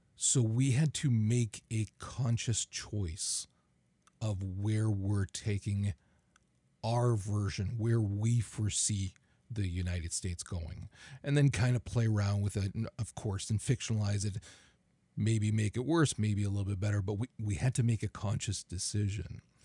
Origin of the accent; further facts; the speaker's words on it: Canada; as a Canadian